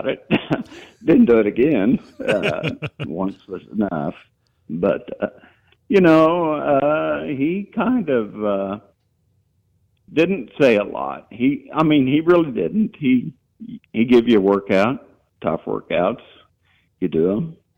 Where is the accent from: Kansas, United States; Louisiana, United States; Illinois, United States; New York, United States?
Kansas, United States; Hays; I was born in Hays in 1951 at Hadley Hospital